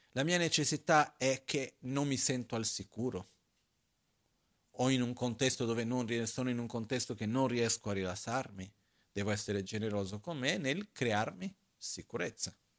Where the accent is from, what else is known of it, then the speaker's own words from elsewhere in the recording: Brazil; now in Italy; la mia infanzia in Brasile, quando ero piccolino